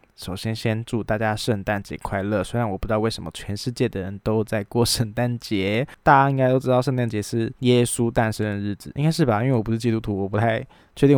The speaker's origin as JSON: {"language": "Chinese", "country": "Taiwan", "said": "中华民国四个字对我们台湾人有什么样特别的意义"}